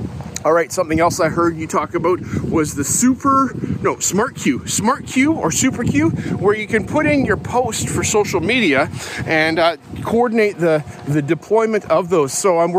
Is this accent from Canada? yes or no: yes; West Coast, Canada; I'm not from Moose Jaw. I'm from out on the West Coast because Moose Jaw is far away from there.